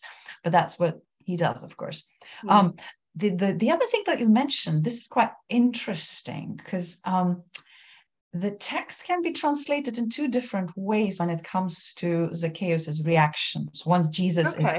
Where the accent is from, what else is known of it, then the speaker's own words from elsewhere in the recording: Lithuania; first language Lithuanian; English is a second language; my first language, Lithuanian